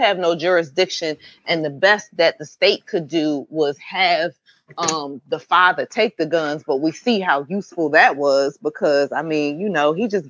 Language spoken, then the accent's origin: English; Pennsylvania, United States; You know, I'm from Pennsylvania.